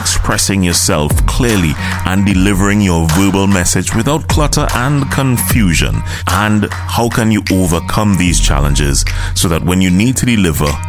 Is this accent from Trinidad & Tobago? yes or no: yes; Trinidad & Tobago; I'm from Trinidad and Tobago, in case you didn't know. My accent is different, so I'm from the Caribbean.